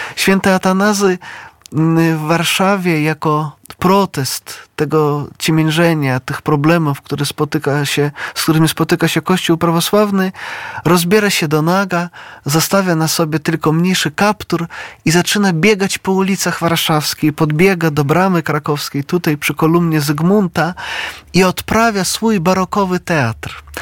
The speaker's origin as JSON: {"language": "Polish", "town": "Brest", "region": "Brest Region", "country": "Belarus", "tie": "born or raised there", "moved": "yes", "lives_now": "Poland", "said": "ja pochodzę z Brześcia, z dawnego Brześcia litewskiego, no obecnie to jest Białoruś"}